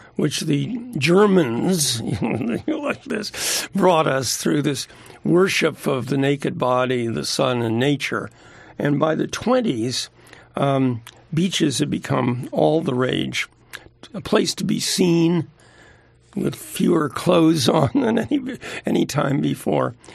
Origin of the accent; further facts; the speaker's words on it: New Jersey, United States; now in California, United States; I'm a Jersey boy